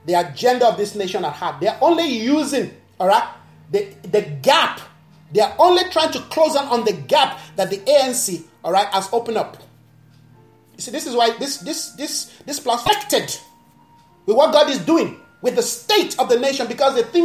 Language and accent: English; Nigeria; now in South Africa; Where I'm coming from, I'm a Nigerian. My country